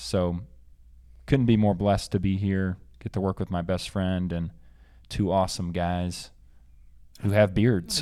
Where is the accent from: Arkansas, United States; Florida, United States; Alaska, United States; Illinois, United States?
Arkansas, United States; Bentonville; moved away; I am from Arkansas originally, and specifically Bentonville, the home of Walmart